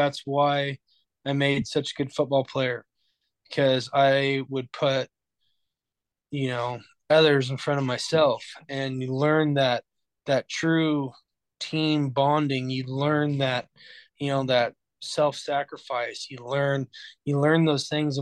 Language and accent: English; Orofino, Idaho, United States; We're from Orofino. We're all from Orofino.